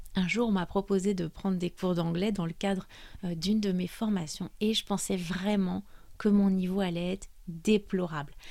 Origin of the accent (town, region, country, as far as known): France; also born or lived in Brittany